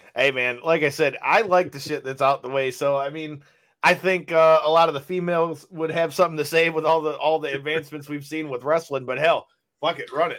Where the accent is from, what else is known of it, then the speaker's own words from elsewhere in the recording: Michigan, United States; we are from Michigan